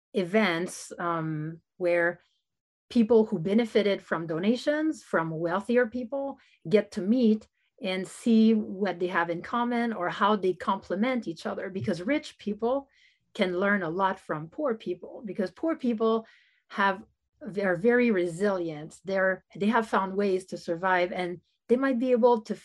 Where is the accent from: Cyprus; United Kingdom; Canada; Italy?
Canada; also born or lived in United States; I'm Canadian